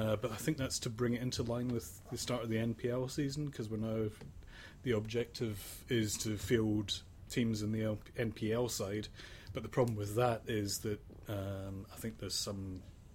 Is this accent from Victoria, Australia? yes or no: no; Sydney, New South Wales, Australia; I'm from Sydney